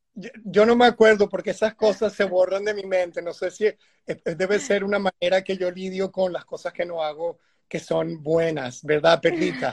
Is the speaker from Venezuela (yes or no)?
yes; Venezuela